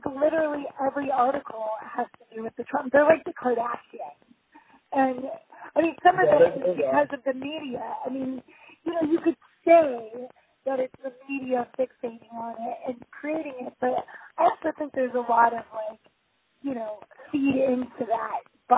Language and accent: English; Anaheim, California, United States; now in Los Angeles, United States; I grew up in Anaheim, which is like home of Disneyland.